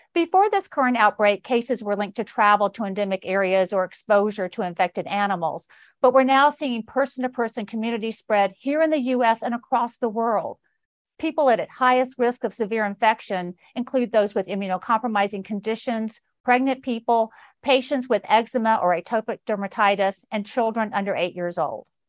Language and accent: English; Georgia, United States; my home state of Georgia